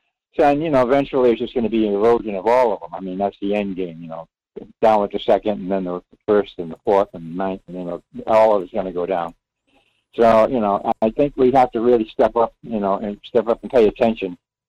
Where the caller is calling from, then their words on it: Rhode Island, United States; in Rhode Island.